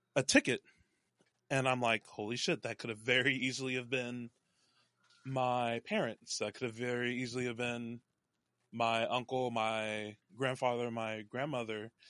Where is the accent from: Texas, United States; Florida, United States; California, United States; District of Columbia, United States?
Texas, United States; North; also born or lived in Dallas, Texas; now in Seattle, United States; I was born in Dallas, raised all over the North Texas area